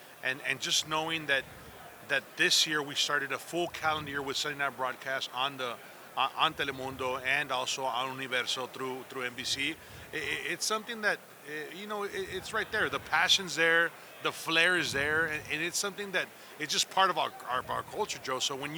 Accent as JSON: {"language": "English", "town": "Monterrey", "region": "Nuevo León", "country": "Mexico", "moved": "as an adult", "lives_now": "Arizona, United States", "said": "I've been here 18 years, but I'm originally from Monterrey, Mexico, about 160 miles south of Laredo, Texas."}